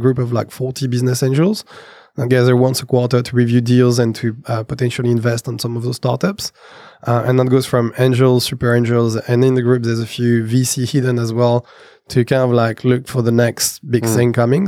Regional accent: Brazil; because I come from Brazil, we know people from Brazil.

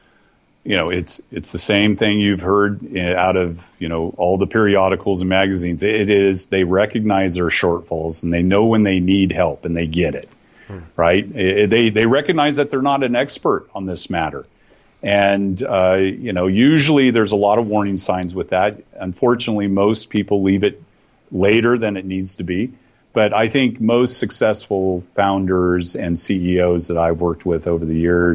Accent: Oakdale, California, United States; moved away as an adult; also born or lived in Taiwan / Hong Kong / South Korea / China; now in Singapore; I grew up on a cattle ranch just east of San Francisco out in the valley. Very close to a little town called Oakdale.

